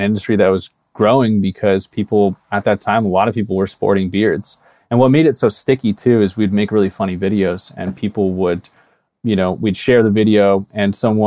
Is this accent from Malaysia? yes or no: no; Canada; moved away as an adult; also born or lived in California; I'm Canadian originally